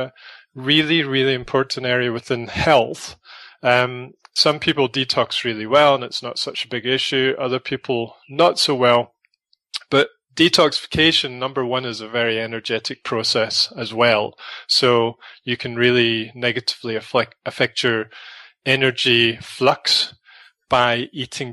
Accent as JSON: {"language": "English", "region": "Scotland", "country": "United Kingdom", "moved": "yes", "lives_now": "South Africa", "said": "I come from Scotland"}